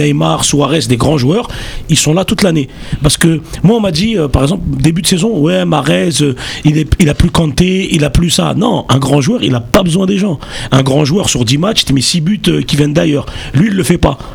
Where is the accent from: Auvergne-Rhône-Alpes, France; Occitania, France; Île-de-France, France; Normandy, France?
Île-de-France, France; Bagnolet; je suis de Bagnolet